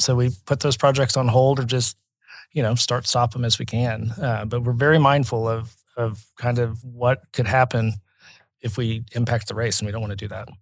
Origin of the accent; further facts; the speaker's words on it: Oklahoma City, Oklahoma, United States; I grew up in Oklahoma City, my parents live in Crown Heights